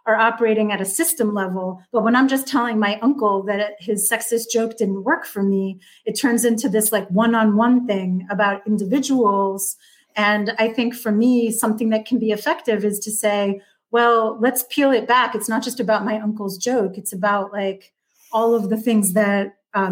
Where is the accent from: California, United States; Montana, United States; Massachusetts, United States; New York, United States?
New York, United States; Westchester County; I grew up in Westchester County, north of New York City